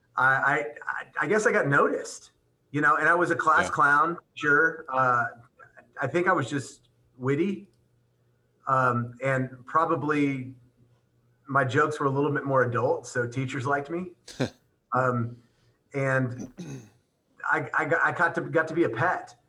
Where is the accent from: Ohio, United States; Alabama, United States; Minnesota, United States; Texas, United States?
Texas, United States; Pasadena; I'm I'm from Texas